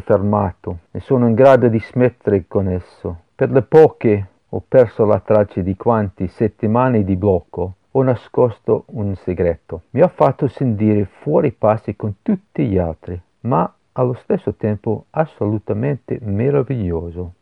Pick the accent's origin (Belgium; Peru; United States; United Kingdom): United Kingdom; Glasgow, Scotland; Italian is a second language; moved away as an adult; also born or lived in Edinburgh, United Kingdom / Genoa, Italy; io sono nato a Glasgow